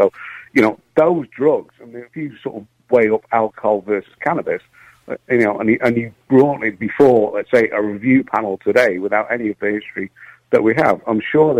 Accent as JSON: {"language": "English", "town": "Manchester", "region": "North West England", "country": "United Kingdom", "tie": "born or raised there", "moved": "yes", "lives_now": "Ireland", "said": "I grew up in Manchester at the start, and I used to go to the Hacienda when I was still at school"}